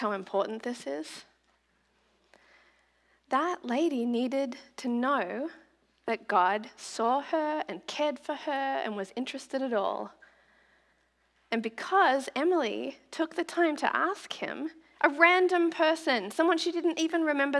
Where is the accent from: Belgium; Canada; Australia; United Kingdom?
Australia; moved away as an adult; now in United States; its Australia and Oceania headquarters in my hometown